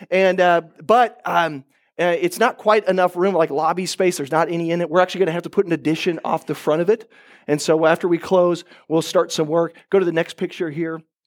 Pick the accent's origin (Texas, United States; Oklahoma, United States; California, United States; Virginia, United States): Oklahoma, United States; I'm from Oklahoma